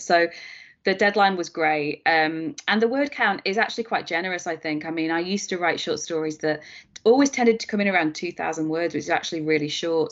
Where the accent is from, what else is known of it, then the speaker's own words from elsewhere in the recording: Preston, North West England, United Kingdom; Preston, which is my hometown